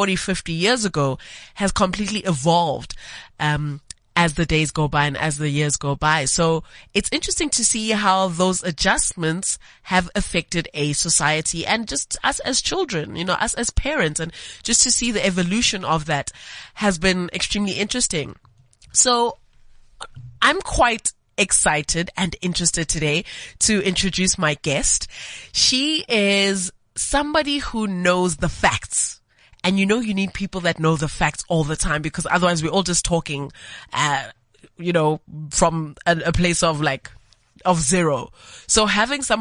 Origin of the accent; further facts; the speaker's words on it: Johannesburg, Gauteng, South Africa; born and raised in Johannesburg, just like me.